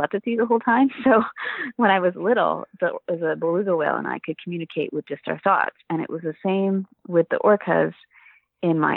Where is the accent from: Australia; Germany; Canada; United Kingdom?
Canada; Vancouver, British Columbia; I grew up in Vancouver and went to the Vancouver Aquarium as a kid